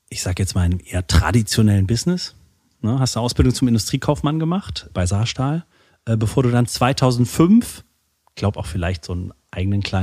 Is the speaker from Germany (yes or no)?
yes; Saarland, Germany; auch heute wieder im, äh, mal wieder im Saarland zu sein, auch in meiner Heimat.